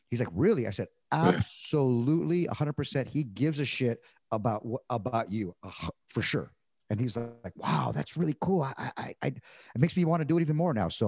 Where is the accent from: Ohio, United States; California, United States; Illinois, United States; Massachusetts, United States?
California, United States; I'm coming from Southern California with Mexican food mecca